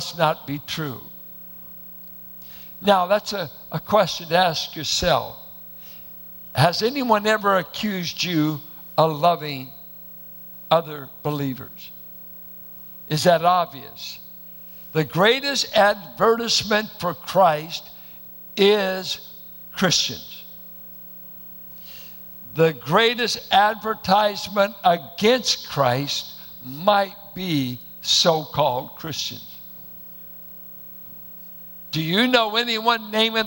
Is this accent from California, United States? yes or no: yes; Richmond, California, United States; I went to a church that looked like it was planted in the hills of Oklahoma. Bunch of Arkies and Midwesterners in South Richmond.